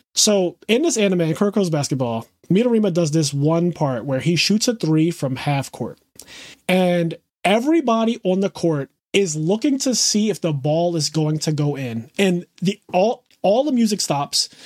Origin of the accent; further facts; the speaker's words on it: Philadelphia, Pennsylvania, United States; growing up in Philadelphia